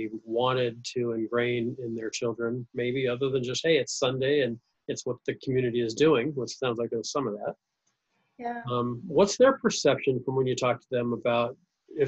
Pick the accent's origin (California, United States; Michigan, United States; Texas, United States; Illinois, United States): California, United States; Orange County; raised in Orange County, California